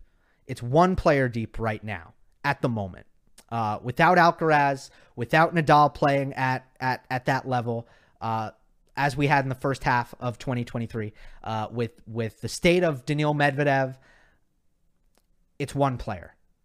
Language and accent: English; Australia; I'm from Australia and think that's the most annoying Australian accent